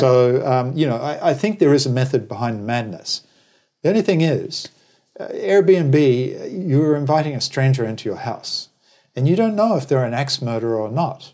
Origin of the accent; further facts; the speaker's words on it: New Zealand; moved away; also born or lived in Australia; originally I'm from New Zealand, then emigrated to Australia.